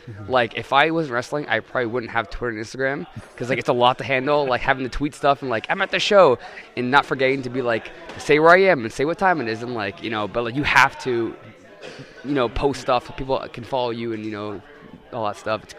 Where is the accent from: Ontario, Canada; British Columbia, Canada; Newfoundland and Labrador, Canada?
Ontario, Canada; Hamilton; also born or lived in Toronto; I'm from Hamilton, which is like 2 hours from here, but I stay from Toronto because Toronto's cooler than Hamilton.